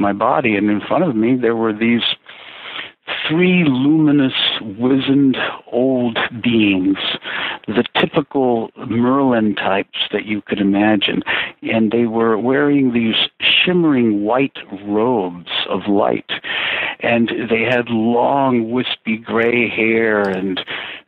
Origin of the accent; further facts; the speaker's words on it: Lima, Peru; also born or lived in Chosica; At age 10, I was taken from Lima, which is in the coast of Peru, up to Chosica by my family